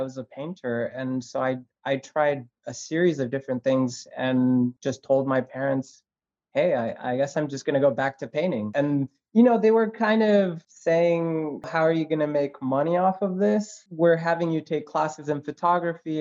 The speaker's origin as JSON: {"language": "English", "town": "Los Angeles", "region": "California", "country": "United States", "tie": "born or raised there", "also_born_or_lived": "Buenos Aires", "said": "I grew up in Woodland Hills, which is a suburb in Los Angeles"}